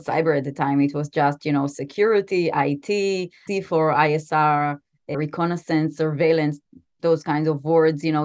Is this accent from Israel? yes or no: yes; Israel; also born or lived in New York City, United States; I was born and raised mostly in Israel. I spent my high school years actually in New York